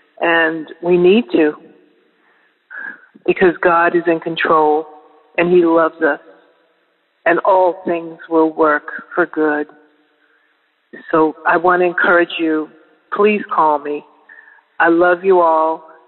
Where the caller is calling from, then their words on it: Florida, United States; Good morning, Daily Audio Bible family. … I'm calling from the Florida Panhandle.